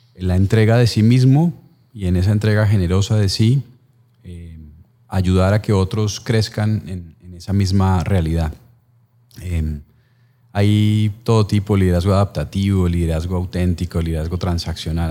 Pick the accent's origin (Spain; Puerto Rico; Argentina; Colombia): Colombia; como colombiano